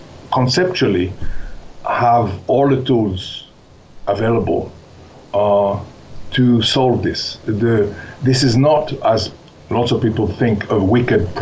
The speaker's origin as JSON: {"language": "English", "country": "Switzerland", "tie": "born or raised there", "moved": "yes", "said": "I grew up in Switzerland"}